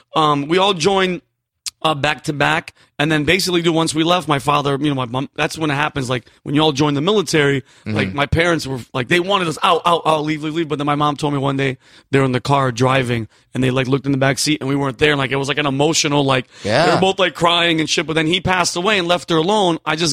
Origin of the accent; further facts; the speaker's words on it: New Britain, Connecticut, United States; also born or lived in Yonkers, New York; I was from Yonkers, New York. Yeah. And then then grew up in New Britain, Connecticut.